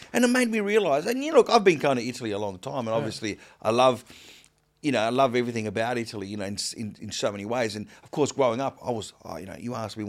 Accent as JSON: {"language": "English", "country": "Australia", "said": "In North America, I'm very Australian when I go there, because it's a big plus."}